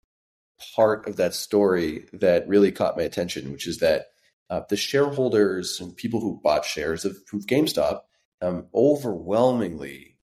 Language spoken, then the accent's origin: English; France; now in United States; We had the same thing growing up in France where internet took a few more years to show up on our end